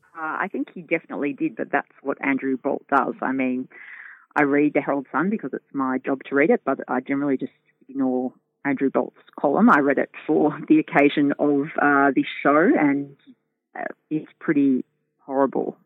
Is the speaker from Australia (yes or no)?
yes; Australia; accent: Australian; also born or lived in United Kingdom; I moved to Australia when I was six years old, but from the U K. So I couldn't, I looked complete, I look completely Australian, sound completely Australian